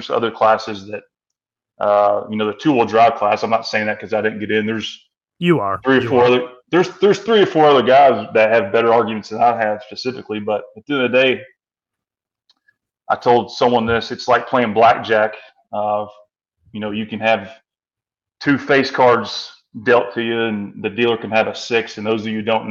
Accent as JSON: {"language": "English", "region": "Kentucky", "country": "United States", "said": "I'm from Kentucky"}